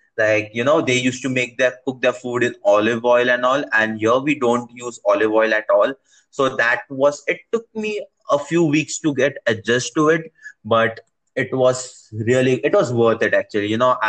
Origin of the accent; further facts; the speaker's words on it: India; also born or lived in Navi Mumbai, India / Brazil; I'm from India.